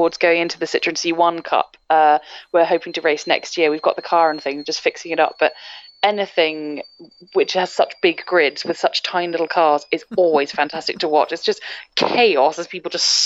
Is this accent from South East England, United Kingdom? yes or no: no; near Edinburgh, Scotland, United Kingdom; moved away; also born or lived in Lake District; I'm from Scotland, near Edinburgh originally